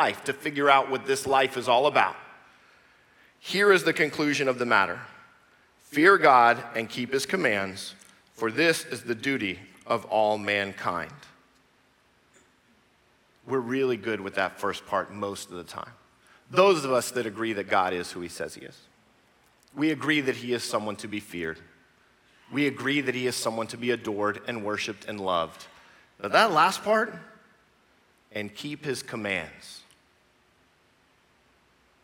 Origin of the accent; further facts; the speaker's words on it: United States; I'm American